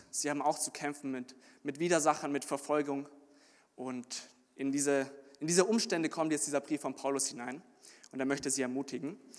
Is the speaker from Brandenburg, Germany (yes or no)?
no; Munich, Bavaria, Germany; bin 23 Jahre alt ich komme aus München ursprünglich und bin jetzt am Theologischen Seminar Ershausen auf Beröa